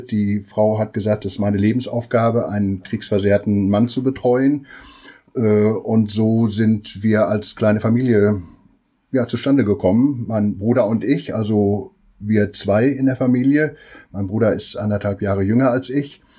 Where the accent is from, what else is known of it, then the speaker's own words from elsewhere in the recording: Hemer, North Rhine-Westphalia, Germany; Äh, ich komme aus Hema im Sauerland